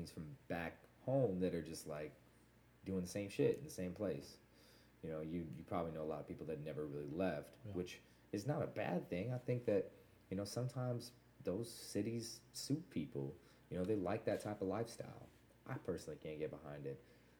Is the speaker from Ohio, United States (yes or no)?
no; Whitefish, Montana, United States; born there; I was born in Whitefish, actually, Montana.